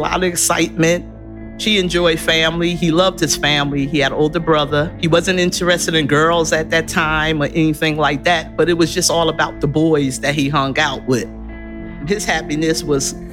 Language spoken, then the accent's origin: English; Orange, New Jersey, United States; I'm from Orange, New Jersey